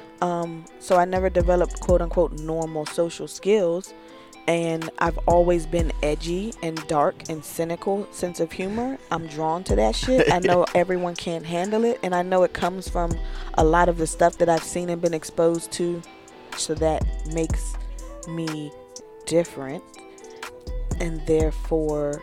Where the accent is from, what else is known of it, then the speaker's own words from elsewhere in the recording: the South, Southern United States, United States; I was born in the South, raised from a very Southern perspective.